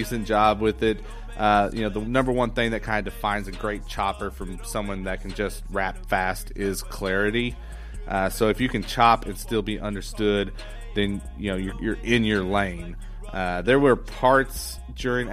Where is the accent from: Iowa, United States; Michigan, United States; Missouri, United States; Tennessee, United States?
Missouri, United States; I grew up right here in the Midwest in Missouri